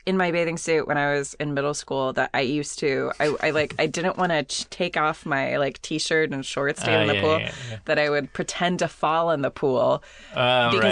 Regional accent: San Diego, California, United States; I grew up in San Diego

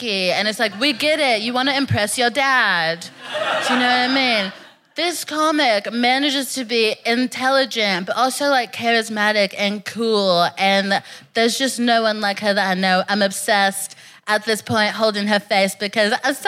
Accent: Texas, United States; moved away as an adult; now in London, United Kingdom; We grew up in Texas.

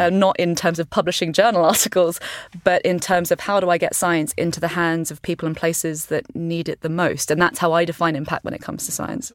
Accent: East Sussex, South East England, United Kingdom; I grew up on a farm i, in, in East Sussex

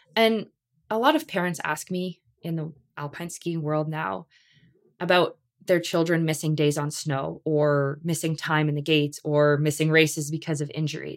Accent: Canada; we're Canadian

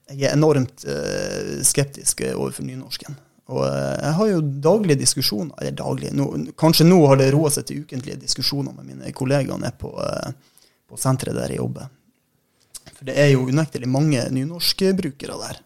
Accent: southern Troms, Norway; moved away; jeg sjøl er jo fra sør i Troms

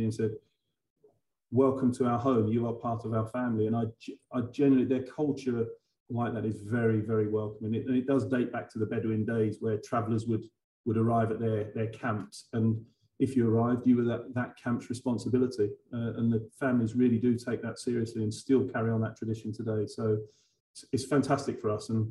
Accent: Harlow, East of England, United Kingdom; I grew up in a really loving family. I'm from Harlow in Essex, but all of my family were from the East End of London

